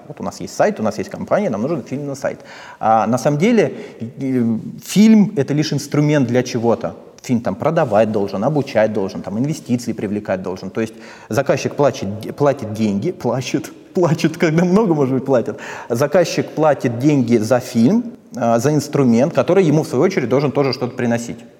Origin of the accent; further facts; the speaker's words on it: Posad, Moscow Oblast, Russia; Я из Подмосковья, из Посада